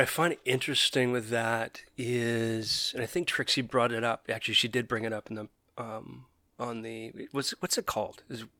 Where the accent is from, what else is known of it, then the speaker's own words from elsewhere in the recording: Calgary, Alberta, Canada; now in Vancouver, Canada; And it was interesting because we came from Calgary, which is very white, to Vancouver.